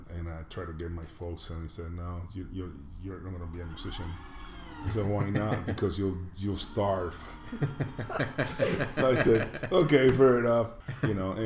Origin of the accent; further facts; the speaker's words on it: Panama; moved away; I'm from Panama originally.